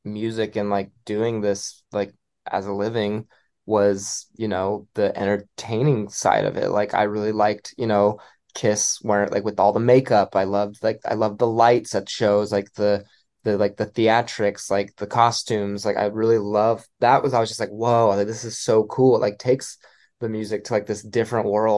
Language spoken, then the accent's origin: English; Fresno, California, United States; now in Los Angeles, United States; my hometown arena, the Save Mart Center.